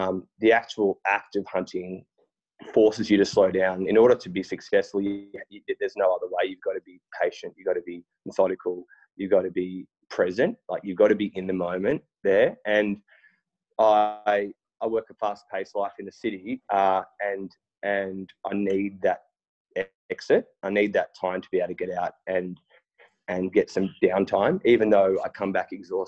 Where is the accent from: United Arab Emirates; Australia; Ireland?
Australia; Sydney, New South Wales; also born or lived in Berrima, New South Wales; I grew up in Bondi. I'm a born and raised Bondi boy there